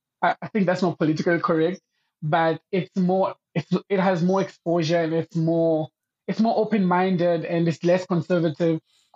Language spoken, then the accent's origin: English; Dar es Salaam, Tanzania; moved away as an adult; now in Pretoria, South Africa; So I'm originally born and raised in Dar es Salaam, Tanzania, which is in the eastern part of Africa, next to Kenya and Uganda, Rwanda, Burundi. Mm-hmm. So born and raised there, lived my whole life there. Moved in South Africa